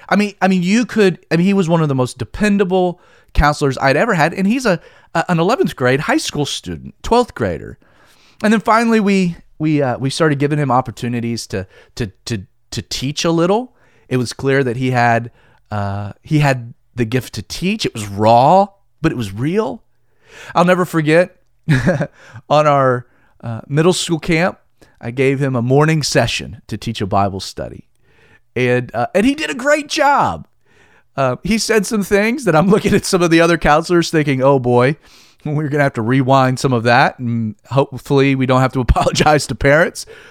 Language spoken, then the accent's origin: English; Stone Mountain, Georgia, United States; also born or lived in Southern California; I was born and raised in Calvary Chapel, Stone Mountain